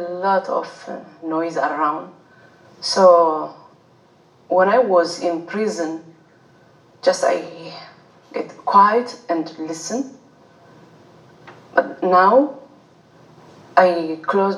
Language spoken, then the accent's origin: English; Eritrea; moved away; I'm from East Africa